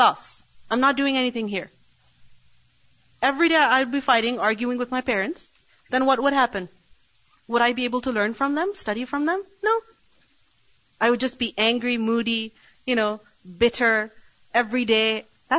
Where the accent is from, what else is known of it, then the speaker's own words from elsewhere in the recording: Pakistan; now in Canada; I was raised in Pakistan